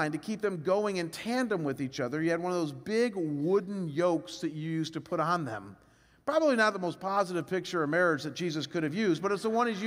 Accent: Cleveland, Ohio, United States; moved away as an adult; also born or lived in Chicago / Detroit; we were both born and raised in Cleveland

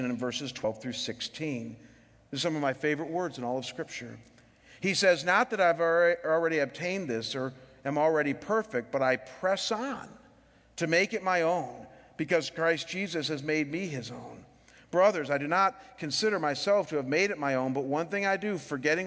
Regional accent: Cleveland, Ohio, United States; moved away; I'm from Cleveland

